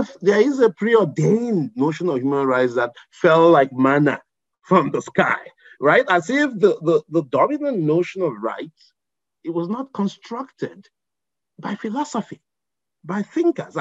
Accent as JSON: {"language": "English", "area": "Igbo Nigerian", "region": "Igboland", "country": "Nigeria", "said": "who's Igbo Nigerian like me"}